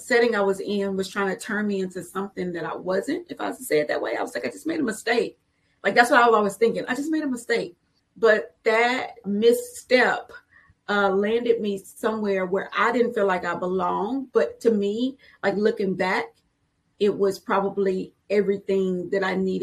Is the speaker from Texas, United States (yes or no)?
yes; Houston, Texas, United States; I grew up on the south side of Houston